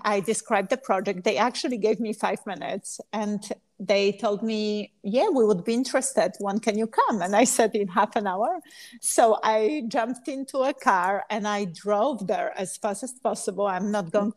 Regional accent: Poland; English is a second language; moved away; I'm from Poland

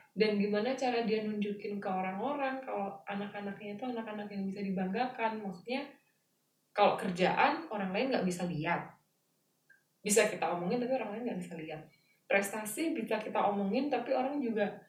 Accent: Java, Indonesia; aku Jawa

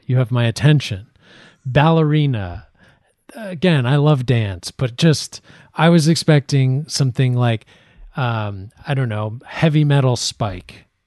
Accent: Ireland; I'm Irish

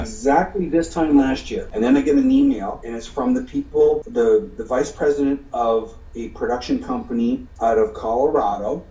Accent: hometown bordering Michigan, Ontario, Canada; my hometown, which borders Michigan

